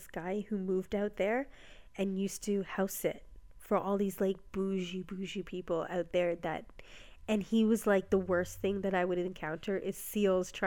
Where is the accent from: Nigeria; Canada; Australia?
Canada; Ontario